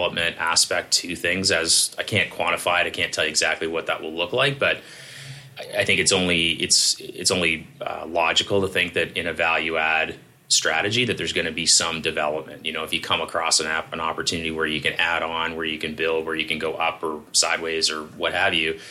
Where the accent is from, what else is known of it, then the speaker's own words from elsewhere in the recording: Toronto, Ontario, Canada; I grew up in Leaside